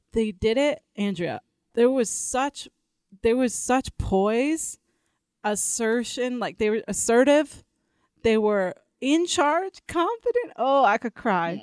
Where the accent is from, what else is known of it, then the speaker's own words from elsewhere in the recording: Elgin, Illinois, United States; moved away as an adult; now in Denver, United States; I came to Denver. Uh, six years ago. I'm from the Chicago area, Elgin, Illinois.